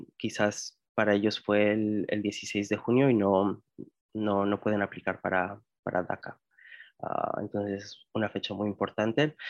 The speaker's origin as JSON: {"language": "Spanish", "town": "Indianapolis", "region": "Indiana", "country": "United States", "tie": "born or raised there", "also_born_or_lived": "Guadalajara, Jalisco, Mexico / Wisconsin", "moved": "as an adult", "lives_now": "Hawaii, United States", "said": "Crecí en los Estados Unidos, específicamente en Indianápolis, Indiana. Ah, llegué a este país cuando tenía cuatro años, en el 98. Nací en Guadalajara, Jalisco, México."}